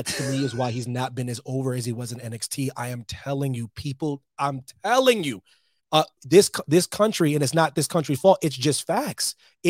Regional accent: United States; I'm an American.

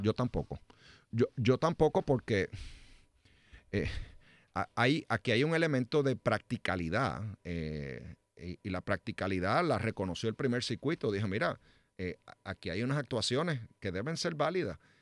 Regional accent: Trujillo Alto, Puerto Rico; Trujillo Alto, que es mi pueblo

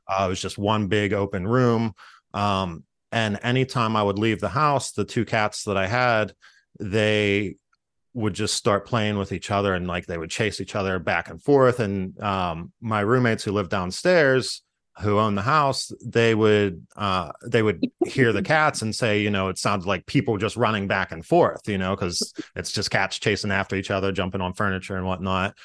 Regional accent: Freeport, Pennsylvania, United States; I grew up in Freeport, uh, which is a, a very small town.

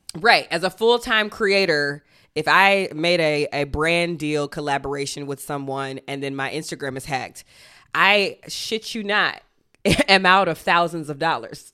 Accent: Athens, Georgia, United States; moved away; my hometown, Athens

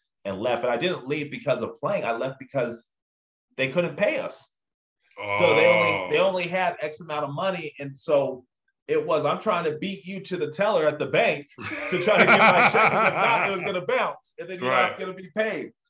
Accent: Lake Elsinore, California, United States; also born or lived in Anaheim; growing up in SoCal

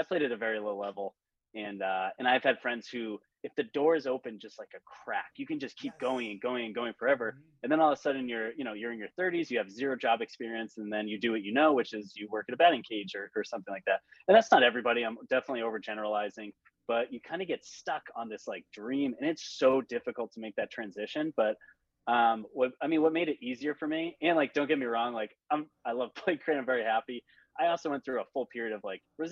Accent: Boston, Massachusetts, United States; I'm from the Boston area. I live just north of Boston

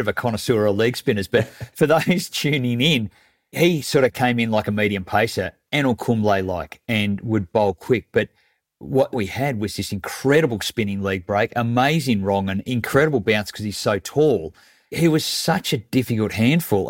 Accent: Mornington, Victoria, Australia; also born or lived in Melbourne; where I grew up in Mornington

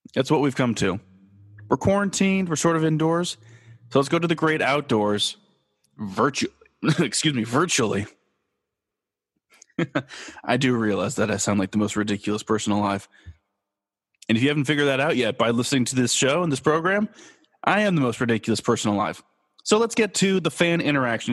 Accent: Los Angeles, California, United States; moved away as an adult; also born or lived in Kansas; I am born and raised in Los Angeles

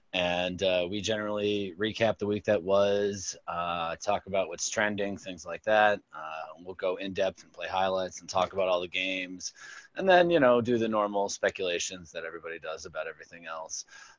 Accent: Chicago, Illinois, United States; I'm born and raised in the Chicago area, but I grew up a Giants fan my whole life because my father's from New York.

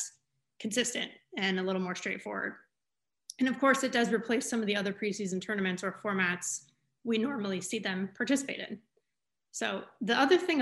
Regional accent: Camarillo, California, United States; I grew up in Ventura County in Camarillo

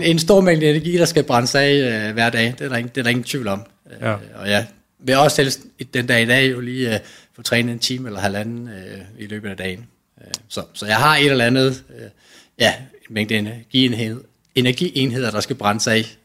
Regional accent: Nyborg, Southern Denmark, Denmark; jeg kommer fra Nyborg af, øh, hvor jeg var med i løbeklubben

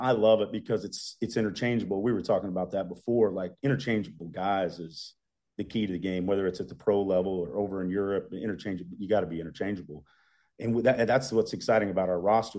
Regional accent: Southeast Iowa, United States; I'm from the area. I grew up in Southeast Iowa, um, like 70 miles straight west of there

